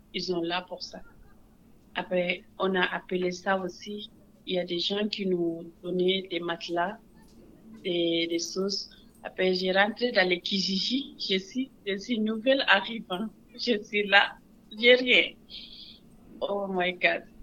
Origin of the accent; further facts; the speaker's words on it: Senegal; moved away as an adult; also born or lived in United States; now in Montreal, Canada; Je suis née au Sénégal. Sénégal, c'est un pays pas facile. Après, à 18 ans, j'ai parti aux États-Unis.